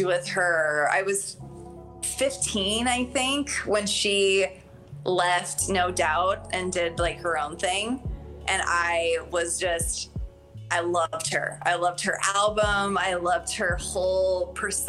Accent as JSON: {"language": "English", "region": "Arizona", "country": "United States", "tie": "born or raised there", "said": "I grew up in Arizona."}